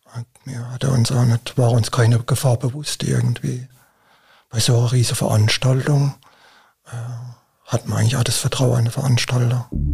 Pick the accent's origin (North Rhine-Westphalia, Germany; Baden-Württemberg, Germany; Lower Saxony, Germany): Baden-Württemberg, Germany; bei uns in Baden-Württemberg